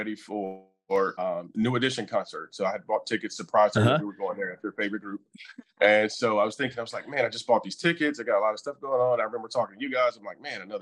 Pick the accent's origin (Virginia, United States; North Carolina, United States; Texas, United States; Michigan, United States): North Carolina, United States; Charlotte; moved away as an adult; now in Tampa, United States; We're originally from Charlotte, North Carolina